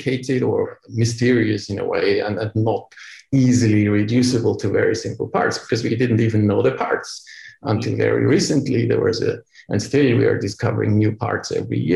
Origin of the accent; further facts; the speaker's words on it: Austria; moved away; also born or lived in Vienna; I come from Austria, where when in the days I have studied biology and medicine back then in Austria, 25 years ago now